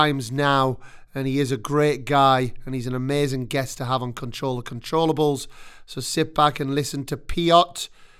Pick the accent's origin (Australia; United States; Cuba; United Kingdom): United Kingdom; moved away as an adult; now in Spain; being British